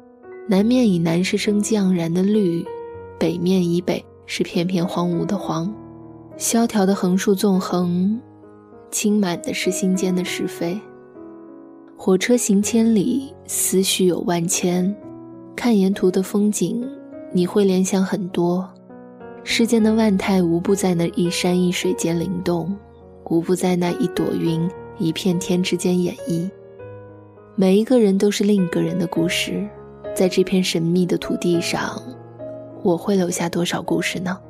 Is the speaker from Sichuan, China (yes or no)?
yes; Sichuan, China; accent: Sichuanese Mandarin; 直到我离开的那一天，我仍旧还是只能用我尴尬的川普交流。我说：“这是我家乡的味道，唯一一个我怎么改都改不掉的发音习惯，虽不标准。”